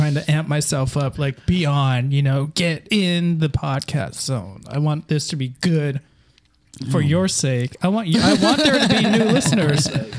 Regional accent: San Jose, California, United States; moved away as an adult; now in Berkeley, United States; I'm from San Jose. Yeah, I'm from San Jose. Actually, my dad lives, and I grew up down the street from here

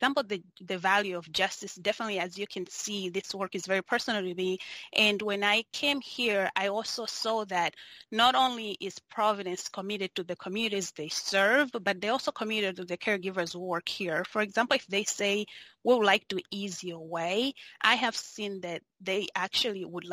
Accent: Malawi; moved away as an adult; also born or lived in Spokane, United States; now in United States; I was born and raised in Malawi, which is southeastern part of Africa

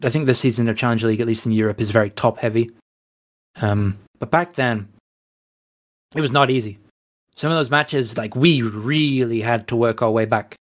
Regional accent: England, United Kingdom; we're English.

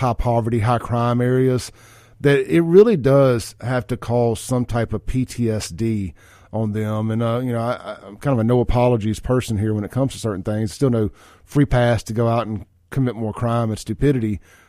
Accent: Jackson, Mississippi, United States; running up and down McDowell Road and all that stuff, having a good time as a kid and growing up in Jackson in the 90s.

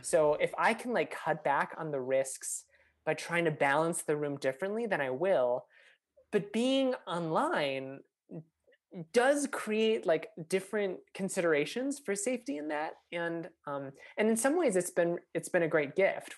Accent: Minnesota, United States; growing up in Minnesota

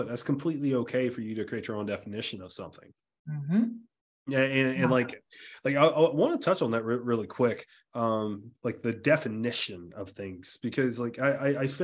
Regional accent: South Carolina, United States; growing up in the South, like being from South Carolina, like a very rural area of South Carolina

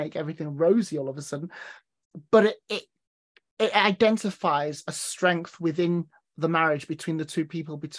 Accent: North West England, United Kingdom; I mean, I'm originally from Cheshire, bordering Manchester. So mate is the word that everyone throws around.

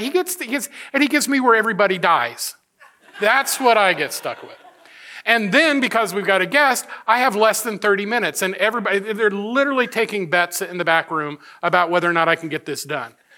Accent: United States; I am grateful to have been born in this country of, of, of just amazing opportunity

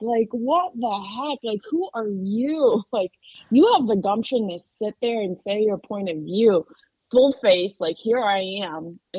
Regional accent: Florida, United States; my home state of Florida.

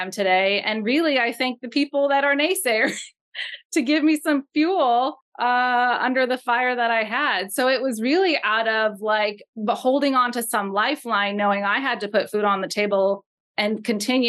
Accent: Los Angeles, California, United States; now in Portland, United States; where I grew up in Los Angeles

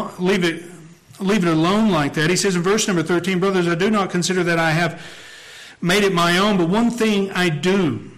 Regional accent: Tennessee, United States; moved away; I'm from the Bible Belt in Tennessee. It comes out every now and then, sneaks out. My accent betrays me

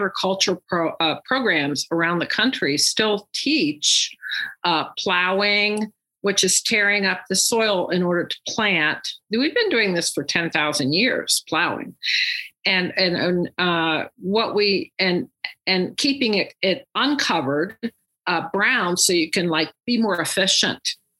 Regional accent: West Virginia, United States; moved away; also born or lived in Texas; I grew up in West Virginia

